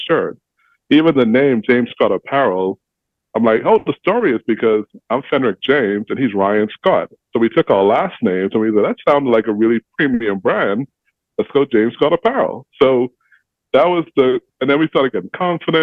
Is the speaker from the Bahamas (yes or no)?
yes; Bahamas; now in Indianapolis, United States; I'm from the Bahamas